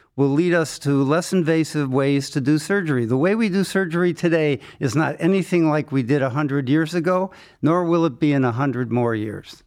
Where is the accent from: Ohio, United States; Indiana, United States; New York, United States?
Ohio, United States; Cleveland; born or raised there